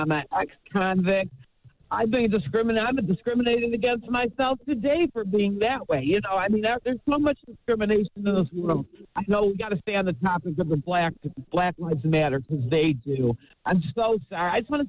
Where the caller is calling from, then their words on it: Detroit, Michigan, United States; I'm calling from Detroit.